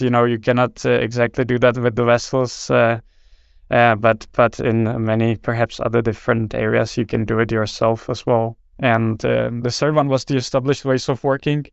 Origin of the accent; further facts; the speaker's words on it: Czechia; moved away as an adult; now in Denmark; born and raised in Czech Republic, but I've, uh, worked most of, or basically vast majority of my professional life in, in Denmark